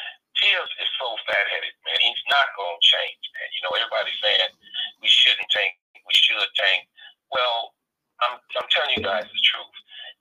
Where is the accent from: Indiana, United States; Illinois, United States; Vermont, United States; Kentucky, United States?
Indiana, United States; Gary; now in Dallas, United States; I'm originally from Gary, Indiana. I'm right next door to Chicago.